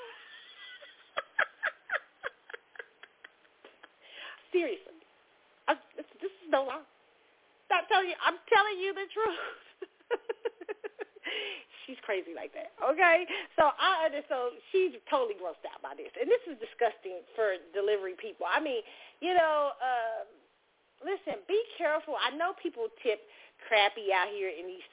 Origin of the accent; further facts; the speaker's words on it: Kansas City, United States; moved away; my favorite places in Kansas City when I go home